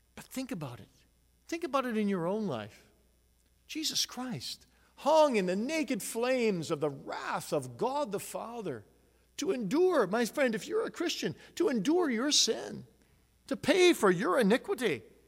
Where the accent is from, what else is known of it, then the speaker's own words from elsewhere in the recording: Grand Rapids, Michigan, United States; I'm from Grand Rapids